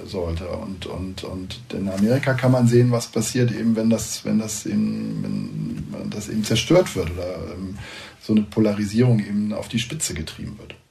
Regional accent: Rhine corridor, western Germany, North Rhine-Westphalia, Germany; now in United States; in der mhm. Rheinschiene, wo ich herkomme

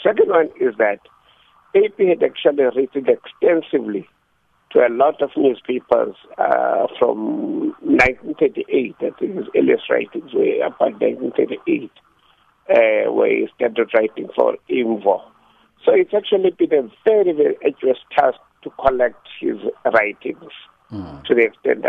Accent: Kimberley, Northern Cape, South Africa; moved away; also born or lived in Lesotho; I was born in Kimberley

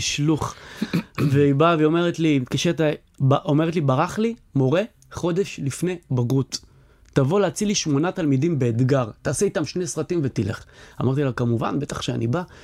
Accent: Or Yehuda, Tel Aviv District, Israel; אני מאור יהודה, שגדלתי באור יהודה, שהתחנכתי באור יהודה

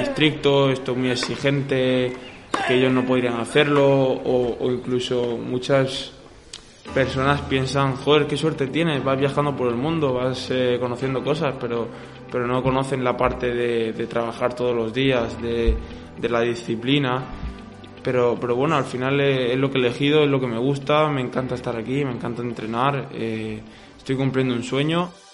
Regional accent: Murcia, Region of Murcia, Spain; now in Villena, Spain; Soy murciano, soy murciano. Murcia, Murcia por delante siempre

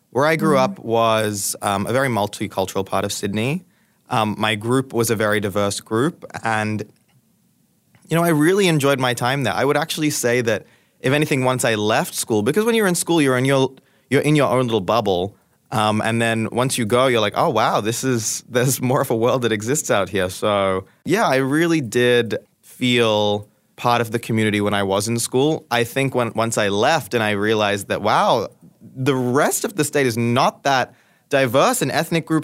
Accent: Goa, India; I'm from a very specific part of India that's also quite different to the wider area, as I said, I'm from Goa.

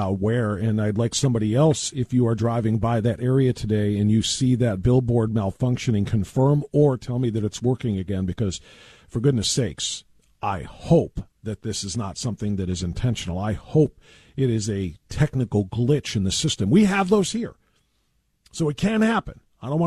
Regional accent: Elyria, Ohio, United States; Elyria. That's my hometown.

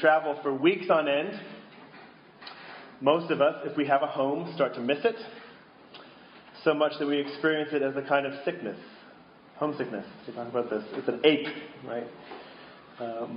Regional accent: Boston, Massachusetts, United States; I grew up in Boston, where supposedly the TV show Cheers was from

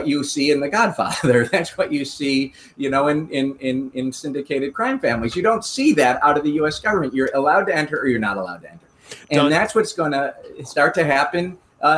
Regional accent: United States; now in Singapore; I'm an American, but I'm not in the U.S.

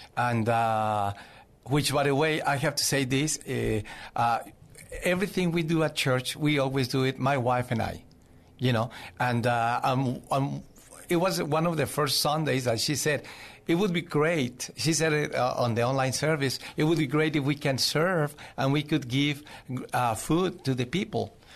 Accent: Zacatecas, Mexico; English is a second language; moved away as an adult; also born or lived in Mexico City, Mexico / Cuernavaca, Mexico / Boston, Massachusetts; now in San Antonio, United States; I was born in Zacatecas, Mexico. I moved to Mexico City when I was twelve years old

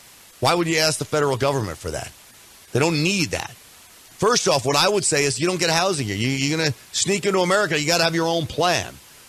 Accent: New York City, New York, United States; now in Texas, United States; I grew up in and around New York City.

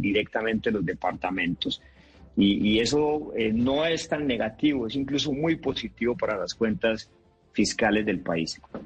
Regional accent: Antioquia, Colombia; soy antioqueño

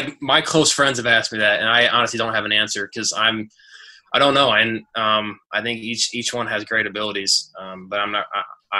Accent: Seattle, Washington, United States; moved away; also born or lived in Arizona / Michigan; I was born in Seattle, so I was a fan of the Seahawks growing up, and then I moved to Arizona

